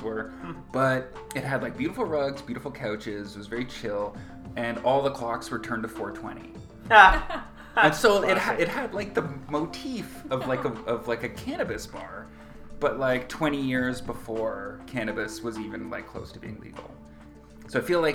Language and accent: English; Waterloo, Ontario, Canada; I grew up in Waterloo. I grew up on Avondale Ave